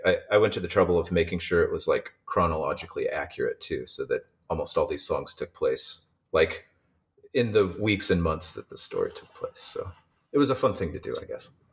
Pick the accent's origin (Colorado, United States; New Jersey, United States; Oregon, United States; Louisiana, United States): Oregon, United States; Eugene; born or raised there; moved away as an adult; also born or lived in Seattle, Washington; now in San Diego, United States